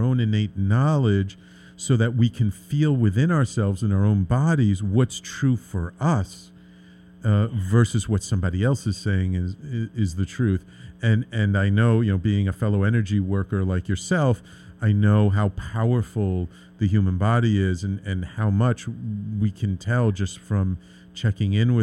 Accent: New York City, New York, United States; I grew up in the Bronx. I've lived in the city my entire life

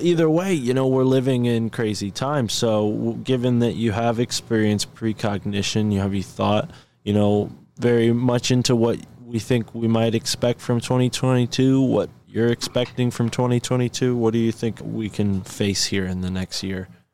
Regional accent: Connecticut, United States; I am born in Connecticut

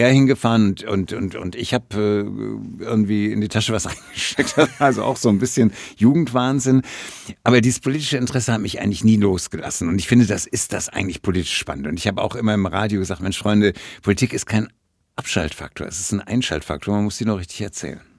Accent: Essen, North Rhine-Westphalia, Germany; also born or lived in Oberhausen; in Oberhausen im äh, Elisabeth-Krankenhaus, das heute anders heißt, heute Helios-Klinik, und bin dann groß geworden in Essen, im Essener Norden, bin zur Schule gegangen in Essen-Kaddernberg und Stoppenberg

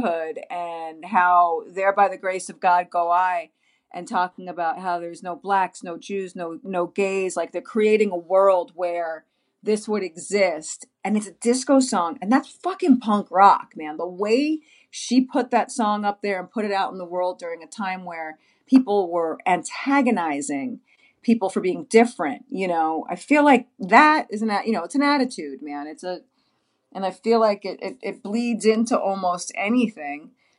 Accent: New York, United States; now in Los Angeles, United States; I'm from New York, but I'm sitting here in LA, so I'm saying they, even yeah, though exactly. I'm part of the New York experience because that's where I grew up.

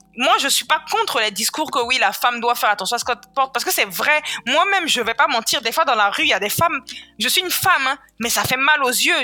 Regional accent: Côte d’Ivoire; Je suis née, j'ai grandi en Côte d'Ivoire

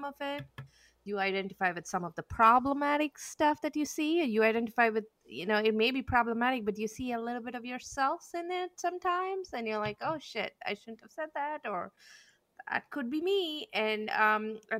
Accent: India; moved away as an adult; I grew up back in India and I came here as an adult

